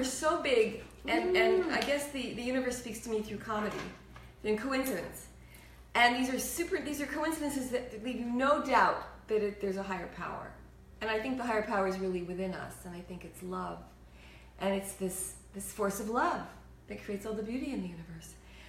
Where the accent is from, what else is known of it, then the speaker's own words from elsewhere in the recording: El Paso, Texas, United States; born there; We moved to El Paso, Texas, where I learned Spanish fluently. I was born in El Paso.